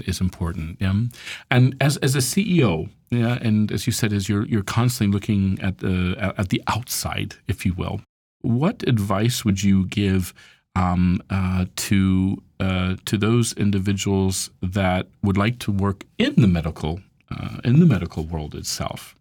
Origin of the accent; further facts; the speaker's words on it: United States; moved away; as an American